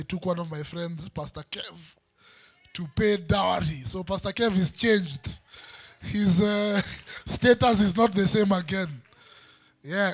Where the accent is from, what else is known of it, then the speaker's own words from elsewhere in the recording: Western, Kenya; I'm from Western, there's a way we eat